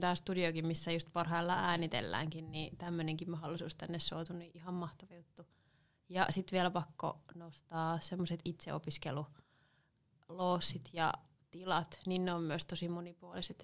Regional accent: Seinäjoki, South Ostrobothnia, Finland; born or raised there; moved away as an adult; also born or lived in Helsinki; now in Savonlinna, Finland

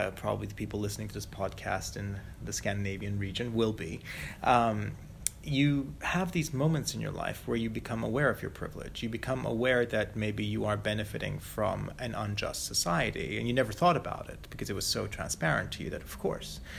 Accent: Malaysia; I grew up as a third culture kid, uh, little white kid growing up in Malaysia

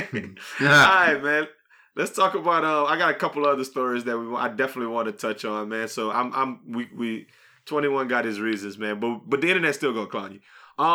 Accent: Atlanta, Georgia, United States; also born or lived in London, United Kingdom; because I'm really originally from London. England. I was born out there. I spent the first couple of years of my life out there, but then my family moved to Atlanta when I was real young.

